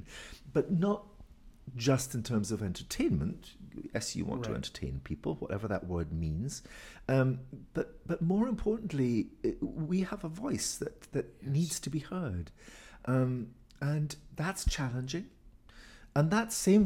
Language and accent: English; Inverness, Scotland, United Kingdom; moved away; I come from Inverness